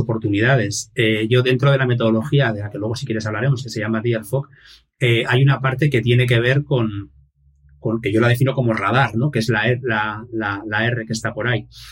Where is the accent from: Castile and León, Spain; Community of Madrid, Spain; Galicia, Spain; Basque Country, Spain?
Basque Country, Spain; Irún; nací en el País Vasco, en un pueblito que se llama, una ciudad que se llama Irún, que hace frontera con Francia. Es eh, la última ciudad eh, antes de, de, hecho tenemos la frontera misma aquí. Y nací en el año 1976, con lo cual actualmente tengo 45 años. Y, nada, he vivido aquí toda mi vida.